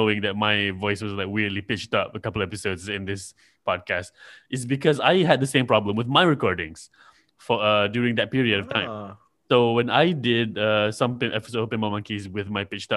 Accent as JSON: {"language": "English", "country": "Malaysia", "said": "I'm from Malaysia"}